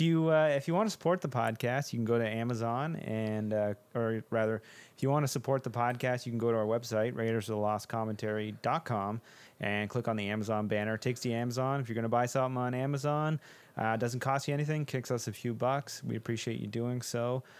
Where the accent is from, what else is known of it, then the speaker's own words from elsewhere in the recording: Canada; there is something about being Canadian